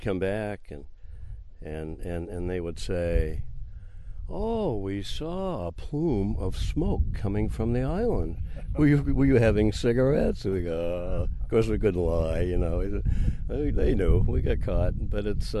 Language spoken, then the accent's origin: English; Houlton, Maine, United States; it was a wonderful little town to grow up